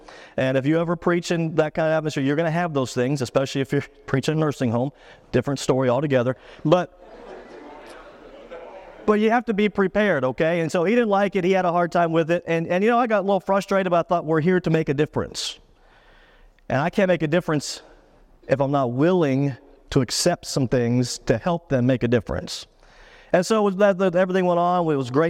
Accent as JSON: {"language": "English", "region": "Pennsylvania", "country": "United States", "tie": "born or raised there", "said": "I grew up in South Central Pennsylvania, about an hour from Pittsburgh, and so I'm a hardcore Steeler fan."}